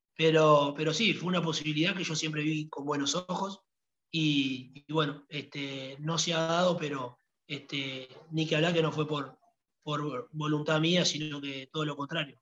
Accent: Uruguay; also born or lived in Italy

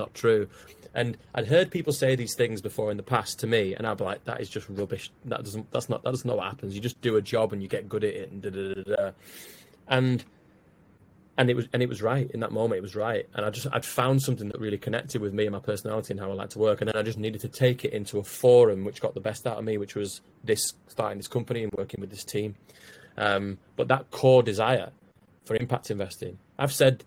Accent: Wigan, North West England, United Kingdom; I'm from Wigan

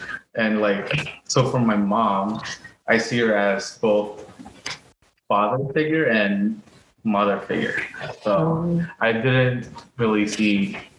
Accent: Philippines; English is a second language; We learned English in the Philippines ever since like nursery or kindergarten.

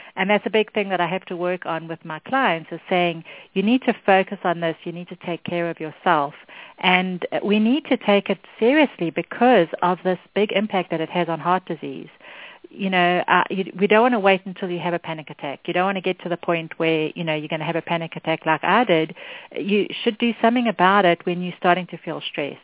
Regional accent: South Africa; moved away; I grew up in South Africa, which is where my accent's from

